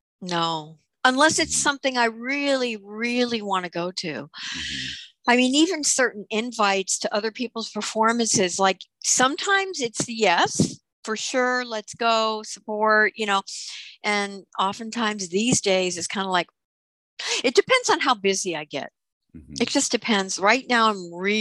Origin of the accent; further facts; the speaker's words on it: New York City, New York, United States; I grew up in Brooklyn